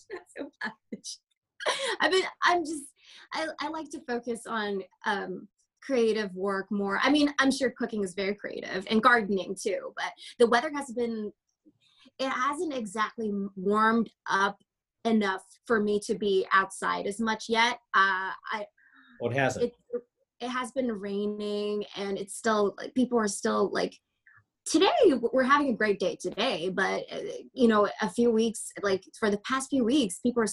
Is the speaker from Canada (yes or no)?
yes; Canada; I am very Canadian.